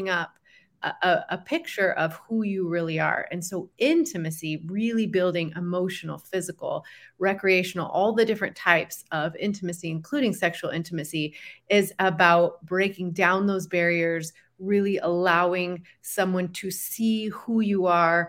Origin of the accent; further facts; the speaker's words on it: Dallas, Texas, United States; moved away as an adult; now in Boise, United States; originally from Dallas, Texas. So I moved up here with my husband 22 years ago